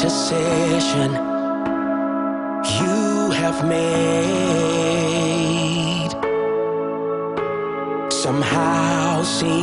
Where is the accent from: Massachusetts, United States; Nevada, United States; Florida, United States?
Florida, United States; Tampa; Well, Tampa is a melting pot, but it's not a melting pot.